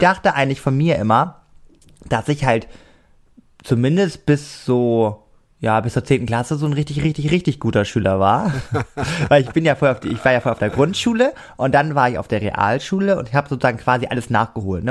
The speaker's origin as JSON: {"language": "German", "country": "Germany", "said": "ich bin aus Deutschland"}